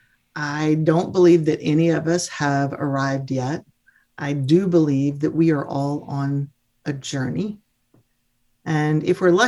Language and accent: English; Mississippi, United States; I'm a Mississippi girl. I'm a Southerner